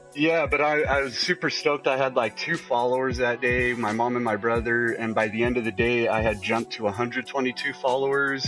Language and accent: English; Colorado, United States; moved away as an adult; also born or lived in California; I moved from California uh, back to Colorado